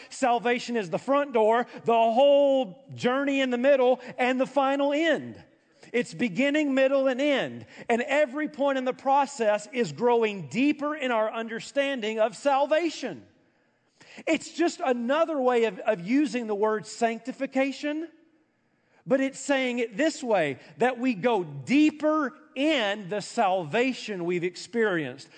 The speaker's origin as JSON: {"language": "English", "area": "an hour outside of Nashville", "region": "Tennessee", "country": "United States", "tie": "born or raised there", "said": "I grew up an hour outside of Nashville"}